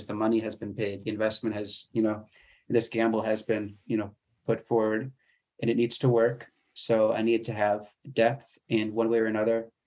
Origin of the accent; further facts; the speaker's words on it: United States; as an American